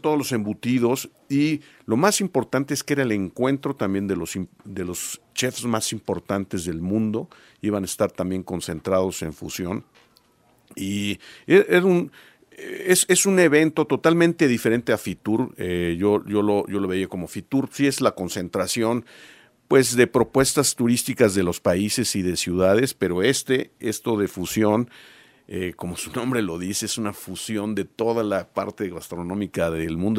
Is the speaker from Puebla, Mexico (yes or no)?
yes; Puebla, Mexico; nosotros como poblanos